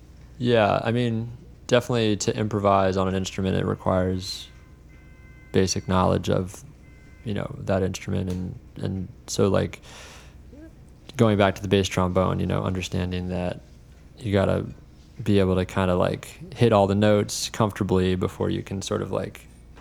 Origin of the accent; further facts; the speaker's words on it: New Jersey, United States; So I'm originally from New Jersey. Moved around a lot as a kid, but I spent like high school in New Jersey.